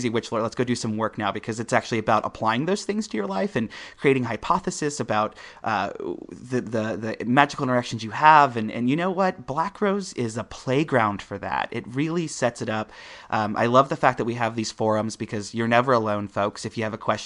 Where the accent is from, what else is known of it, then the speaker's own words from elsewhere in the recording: Midwest, United States; I'm coming from the Midwest.